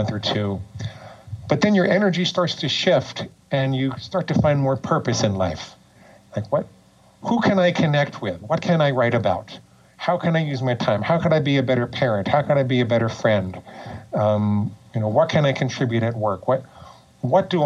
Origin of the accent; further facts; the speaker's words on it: New York, United States; moved away as an adult; also born or lived in Portland, Oregon; now in Florida, United States; I grew up in and around New York, and I lived there until I was almost 40